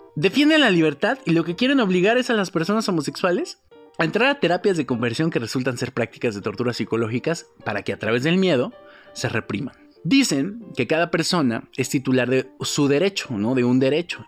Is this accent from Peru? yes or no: no; Mexico; como sociedad, como mexicanos